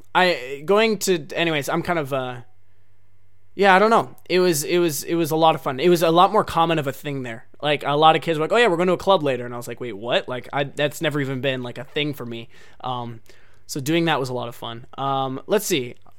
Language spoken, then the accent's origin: English; Oregon, United States; now in Japan; I'm from Oregon, so I'm used to cold weather